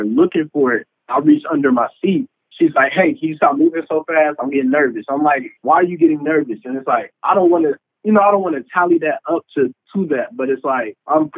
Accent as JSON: {"language": "English", "town": "Dayton", "region": "Ohio", "country": "United States", "tie": "born or raised there", "also_born_or_lived": "Arkansas / Washington, D.C.", "moved": "as an adult", "said": "I'm from Dayton, Ohio. I was born and raised there"}